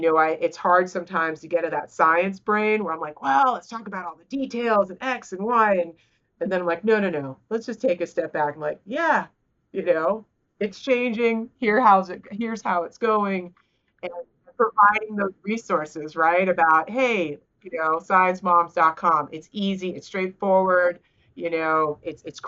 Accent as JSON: {"language": "English", "region": "South Carolina", "country": "United States", "said": "I'm from South Carolina, right? I live in the heart of what you consider red states"}